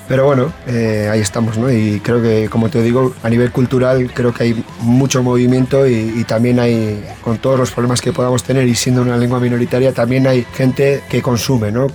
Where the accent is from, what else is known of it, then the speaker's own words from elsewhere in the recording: Basque Country, Spain; first language Basque; Spanish is a second language; somos un grupo que venimos del País Vasco.